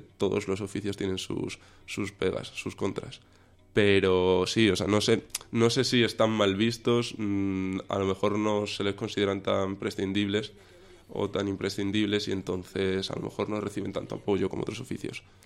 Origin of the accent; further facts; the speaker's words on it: Cáceres, Extremadura, Spain; empecé desde muy pequeñito con, con la magia, hacer magia en Cáceres, en Extremadura, que es de donde soy